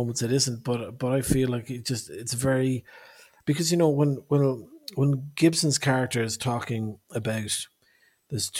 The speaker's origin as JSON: {"language": "English", "country": "Ireland", "said": "I'm from Ireland"}